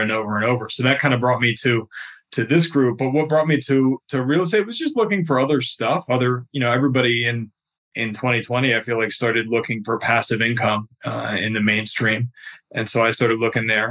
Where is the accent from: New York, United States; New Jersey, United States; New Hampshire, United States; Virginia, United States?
Virginia, United States; Fairfax; I was born and raised in Fairfax, Virginia, just outside of DC.